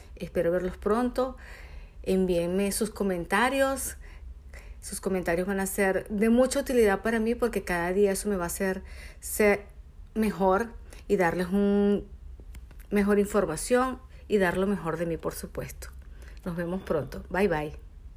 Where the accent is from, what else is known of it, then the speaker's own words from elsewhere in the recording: Venezuela; moved away as an adult; Soy una venezolana que se vino a este hermoso país hace cinco años